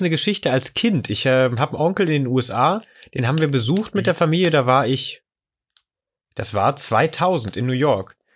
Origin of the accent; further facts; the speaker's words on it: near Wolfsburg, Lower Saxony, Germany; moved away; ich bin in der Nähe von Wolfsburg aufgewachsen